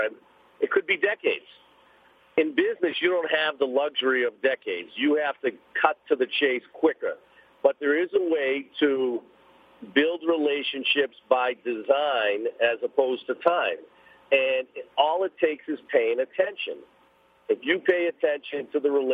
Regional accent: Boston, Massachusetts, United States; I grew up in East Boston. I'm an inner city kid

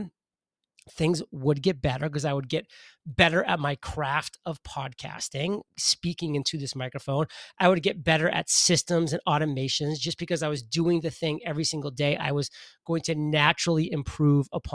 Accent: Maine, United States; I'm a boy from Maine, grew up in the state of Maine.

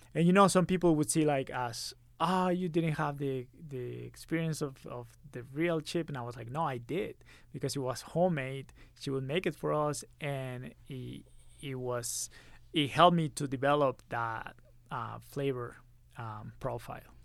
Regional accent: Monterrey, Nuevo León, Mexico; moved away as an adult; now in Utah, United States; I grew up in Monterrey, Mexico, Monterrey

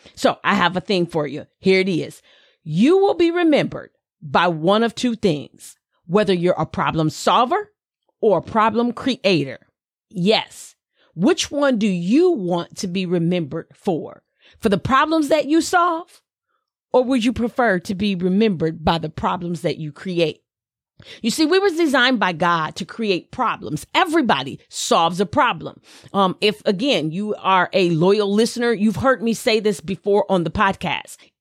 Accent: the South, United States; accent: Southern; my little Southern accent

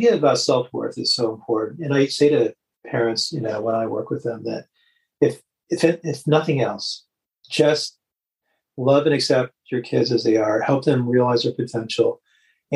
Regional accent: Detroit, Michigan, United States; I grew up in Detroit

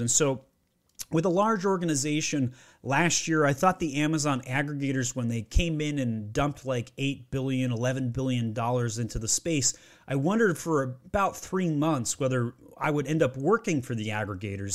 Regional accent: Utah, United States; also born or lived in Maryland; now in Georgia, United States; I grew up in Utah, and I had to go to Maryland to find my wife, and now I live in Georgia.

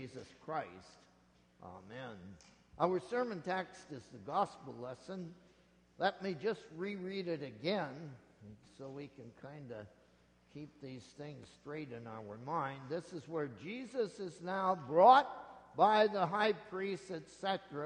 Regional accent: Nebraska, United States; moved away; Out where I grew up in Nebraska

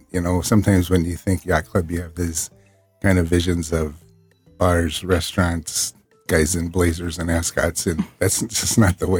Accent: Burlington, Iowa, United States; I was born and raised in Southeast Iowa. A city called Burlington, which is on the river.

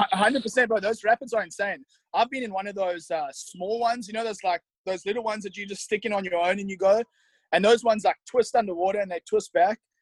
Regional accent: South Africa; moved away as an adult; also born or lived in St. Charles, Missouri; now in United States; I loved growing up in South Africa

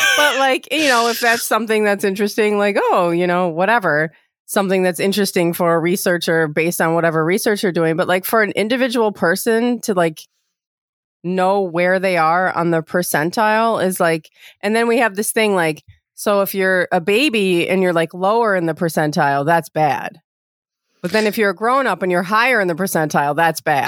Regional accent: Ohio, United States; I was born in Ohio

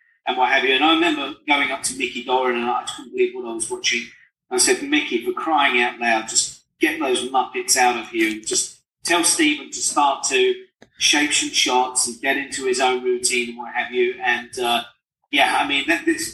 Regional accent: England, United Kingdom; moved away; I'm just a poor immigrant boy from England.

